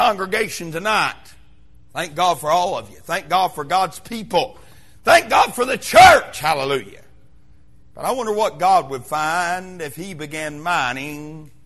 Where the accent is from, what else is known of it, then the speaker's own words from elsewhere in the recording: Wise, Virginia, United States; moved away as an adult; now in Kingsport, United States; Being from the mountains of southwestern Virginia, where I was raised in Wise, Virginia